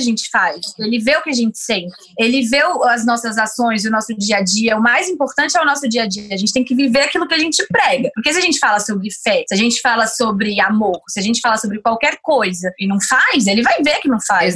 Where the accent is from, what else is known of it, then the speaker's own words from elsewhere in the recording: Brasília, Federal District, Brazil; moved away as an adult; also born or lived in Tokyo; now in São Paulo, Brazil; Com dezenove anos eu comecei a ser modelo e eu saí sozinha de Brasília pra vir pra São Paulo, comecei a morar aqui sozinha